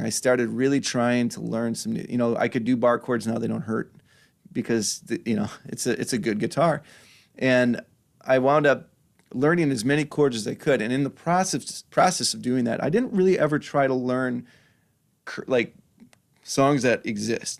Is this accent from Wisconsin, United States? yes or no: yes; Washington Island, Wisconsin, United States; also born or lived in Milwaukee, Wisconsin; now in Sturgeon Bay, United States; We moved up to, um, moved up to Washington Island when I was in fourth grade, I think, and I went from fourth grade through high school